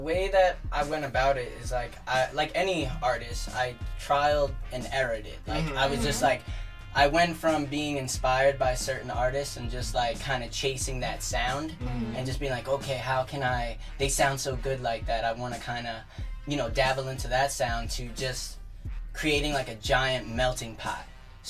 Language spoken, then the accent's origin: English; New York City, New York, United States; also born or lived in Manhattan (Harlem), New York; And then my parents moved out to Staten Island, so I grew up there.